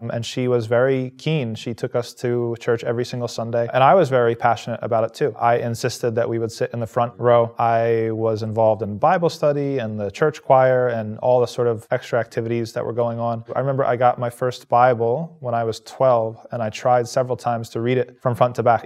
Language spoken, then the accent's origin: English; New Jersey, United States; also born or lived in Medina, Saudi Arabia; now in Utica, United States; I'm from New Jersey in the United States of America